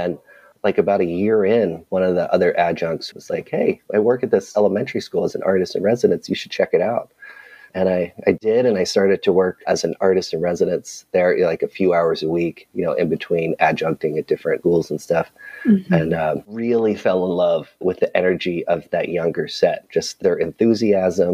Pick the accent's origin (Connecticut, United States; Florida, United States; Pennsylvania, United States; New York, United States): Pennsylvania, United States; outside of Philadelphia; moved away as an adult; also born or lived in Louisiana; I grew up outside of Philadelphia in a small suburb